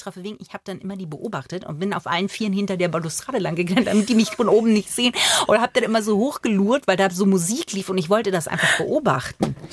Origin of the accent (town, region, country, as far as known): Bavaria, Germany; born or raised there; also born or lived in Magdeburg, Saxony-Anhalt